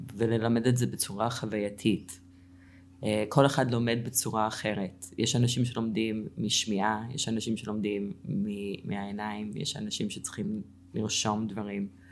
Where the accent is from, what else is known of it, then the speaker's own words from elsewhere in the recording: Cleveland, Ohio, United States; Hebrew is a second language; moved away as an adult; also born or lived in Israel; now in Tzur Yitzhak, Israel; גדלתי בקליבנד אוהיו